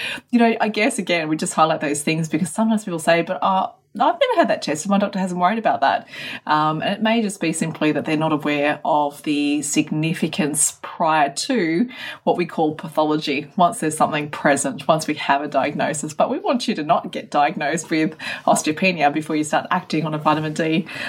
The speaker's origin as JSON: {"language": "English", "country": "Australia", "said": "but I'm Australian, I'm out in the sun all the time."}